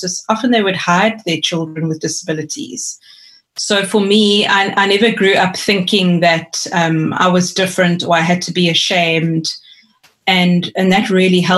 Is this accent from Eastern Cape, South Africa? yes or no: yes; East London, Eastern Cape, South Africa; I grew up in East London in the Eastern Cape